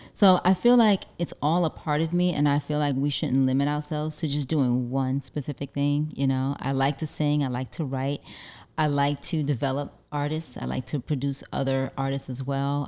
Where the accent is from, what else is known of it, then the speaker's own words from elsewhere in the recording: New York City, New York, United States; also born or lived in Harlem, New York; now in Los Angeles, United States; I'm originally from, uh, Brooklyn, New York, but I was born in Harlem, but raised in Brooklyn